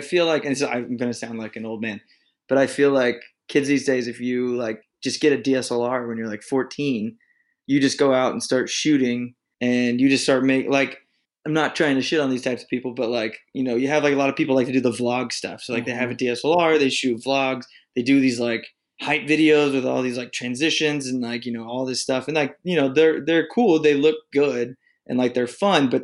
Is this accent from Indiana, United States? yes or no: yes; Indiana, United States; I am from the great state of Indiana, born and raised right in the middle of a cornfield.